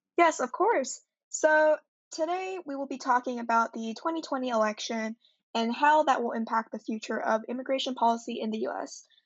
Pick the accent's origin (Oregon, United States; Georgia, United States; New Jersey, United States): Georgia, United States; Fulton County; I'm actually also from Georgia. I'm actually from Fulton County